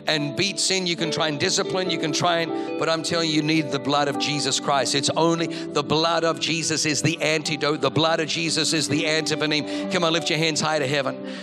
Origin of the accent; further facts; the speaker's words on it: Australia; moved away; Growing up in Australia